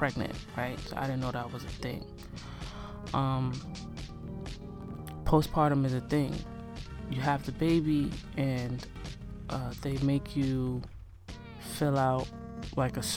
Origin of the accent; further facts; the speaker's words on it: Nigeria; me being Nigerian